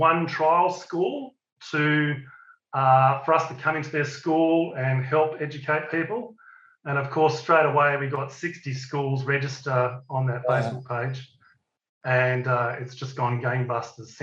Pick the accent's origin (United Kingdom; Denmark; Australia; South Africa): Australia; we're all Australian